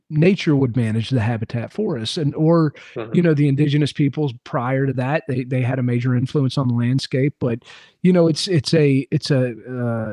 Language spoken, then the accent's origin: English; Southeast, United States; somebody growing up in the Southeast